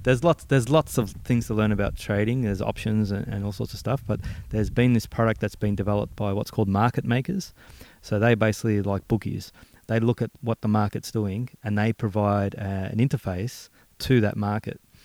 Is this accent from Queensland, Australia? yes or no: no; Melbourne, Victoria, Australia; coming from my hometown back in uh, Braybrook and Maidstone.